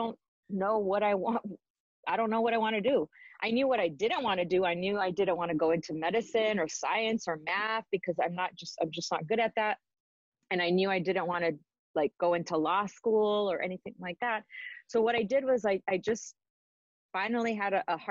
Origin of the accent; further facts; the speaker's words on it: Los Angeles, California, United States; also born or lived in Arizona; my Spanish wasn't the best because I was born and raised here